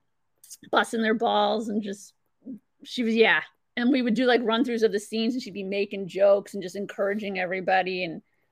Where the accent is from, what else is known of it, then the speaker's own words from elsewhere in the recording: Ham Lake, Minnesota, United States; I'm from Ham Lake